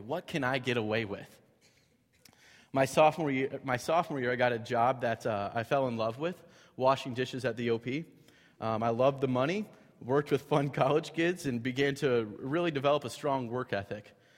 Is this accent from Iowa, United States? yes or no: yes; Cedar Falls, Iowa, United States; grew up in a house that my parents uh, still live in today in Cedar Falls